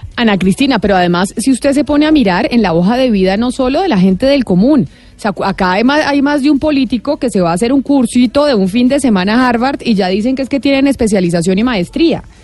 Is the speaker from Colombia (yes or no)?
yes; Colombia